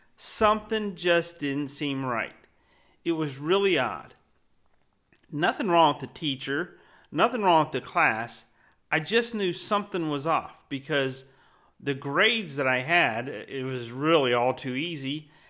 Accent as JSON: {"language": "English", "town": "Winter Haven", "region": "Florida", "country": "United States", "tie": "born or raised there", "said": "growing up in Winter Haven, Florida"}